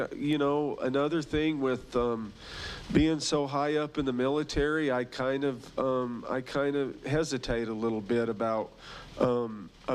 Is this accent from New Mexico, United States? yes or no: yes; Albuquerque, New Mexico, United States; I was born right here in Albuquerque